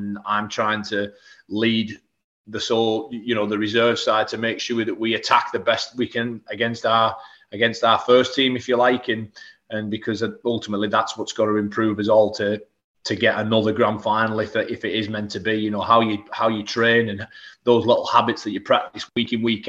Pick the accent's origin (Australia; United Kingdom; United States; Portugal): United Kingdom; Whitehaven, North West England; I didn't sign professional until I was 21 year old at my hometown club, Whitehaven